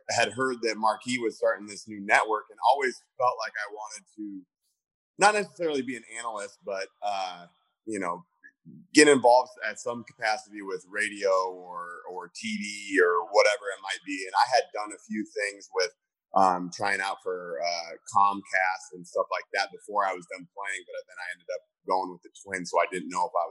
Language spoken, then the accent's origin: English; Cedar Rapids, Iowa, United States; growing up in Iowa